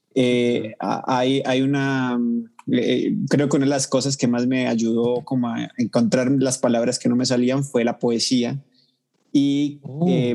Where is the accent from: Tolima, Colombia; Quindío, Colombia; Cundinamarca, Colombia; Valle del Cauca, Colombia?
Valle del Cauca, Colombia; Cali; now in Bogotá, Colombia; vivo en Bogotá, la capital, pero soy de Cali, la capital mundial de la salsa